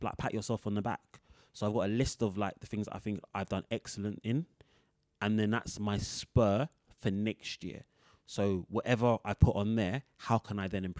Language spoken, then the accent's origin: English; London, United Kingdom; we grew up on Earls Court.